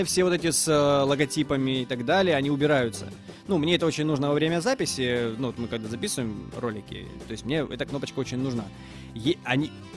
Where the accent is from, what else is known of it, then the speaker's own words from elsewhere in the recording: Mariupol, Donetsk Oblast, Ukraine; Мариуполь, мой родной город